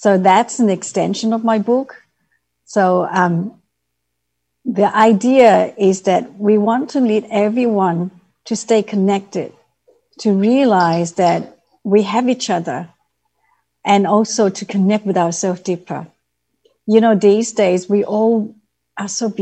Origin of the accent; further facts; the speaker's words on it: Vietnam; moved away; So I grew up in Vietnam. I was born at the end of the Vietnam War.